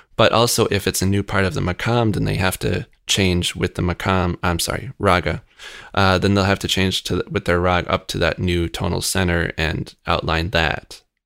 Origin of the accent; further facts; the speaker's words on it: Rochester, New York, United States; I grew up in Rochester.